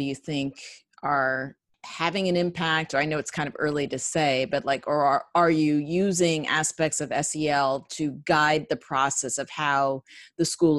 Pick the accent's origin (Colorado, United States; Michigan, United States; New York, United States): New York, United States; New York City; we are both born and raised in the Bronx